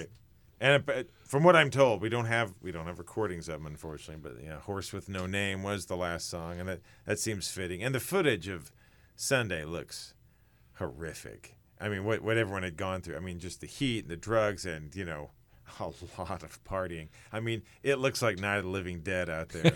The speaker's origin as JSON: {"language": "English", "town": "Sedalia", "region": "Missouri", "country": "United States", "tie": "born or raised there"}